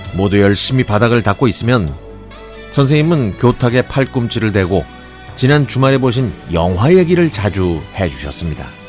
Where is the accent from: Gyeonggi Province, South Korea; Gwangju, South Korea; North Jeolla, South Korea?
Gyeonggi Province, South Korea; 저는 경기도에 있는 초등학교에 다녔는데요